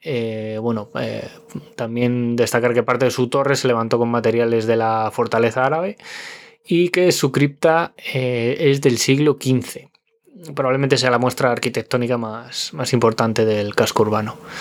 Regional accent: Spain; moved away; en mi pueblo, en Orcajada

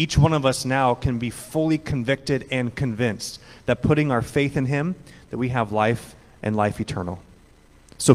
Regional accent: Ojai, California, United States; I grew up there in the Presbyterian Church

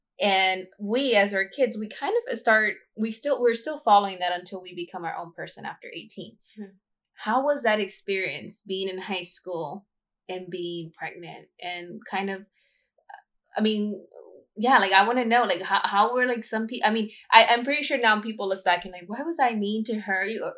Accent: Los Angeles, California, United States; we grew up in South Central.

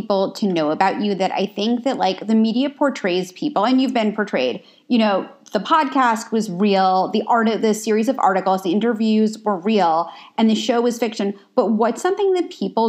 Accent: New York, United States; now in Los Angeles, United States; I didn't grow up in LA. I'm originally from New York.

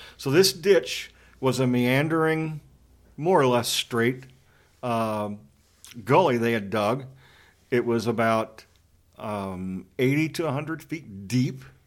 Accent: Western Kentucky, United States; I grew up in Western Kentucky

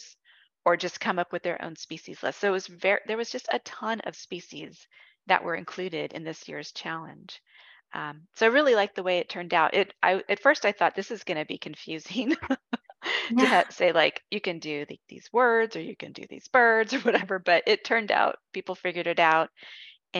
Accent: California, United States; I'm from California

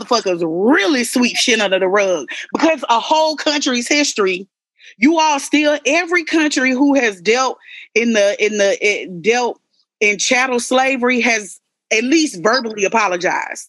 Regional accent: Atlanta, Georgia, United States; I'm from Atlanta. My family real regular, degular.

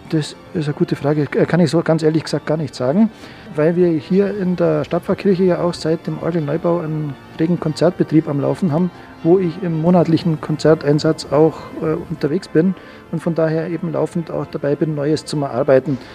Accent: Bambeuren, Bavaria, Germany; also born or lived in Salzburg; Ich bin ja gebürtig aus Bambeuren, 15 Kilometer weg. Kenne Schongau sehr gut, weil ich hier ins Gymnasium

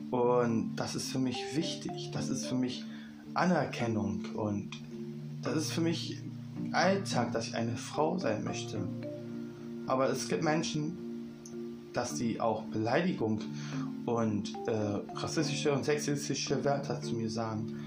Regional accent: Berlin, Germany; Ich komme aus Berlin und bin 21 Jahre alt.

